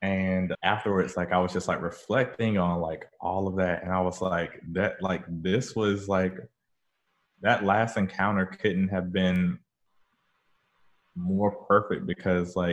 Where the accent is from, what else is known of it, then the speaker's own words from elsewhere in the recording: northeastern North Carolina, United States; moved away; I went back to my hometown in northeastern North Carolina